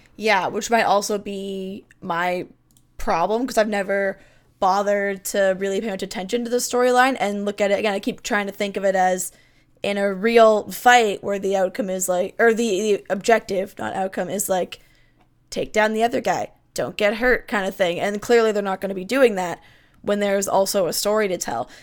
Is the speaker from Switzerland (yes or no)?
no; Canada; I'm Canadian